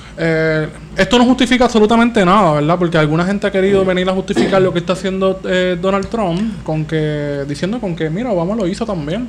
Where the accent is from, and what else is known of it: Puerto Rico